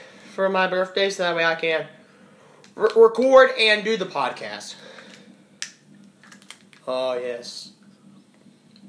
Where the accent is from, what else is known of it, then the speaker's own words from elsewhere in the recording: United States; I'm American